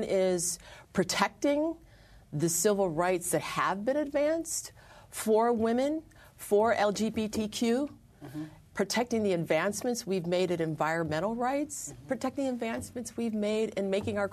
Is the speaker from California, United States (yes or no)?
no; Buffalo, New York, United States; my hometown of Buffalo